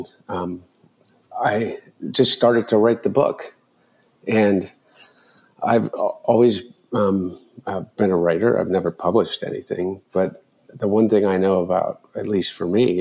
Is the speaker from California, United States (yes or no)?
no; Delaware, United States; growing up in Delaware